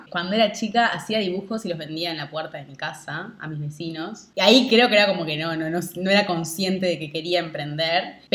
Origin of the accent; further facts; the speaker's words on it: Montevideo, Uruguay; Hoy estoy en Montevideo, estoy en Uruguay, en Montevideo.